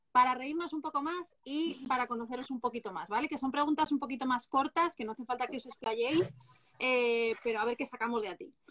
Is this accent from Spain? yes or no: yes; Castile and León, Spain; Yo mi pueblo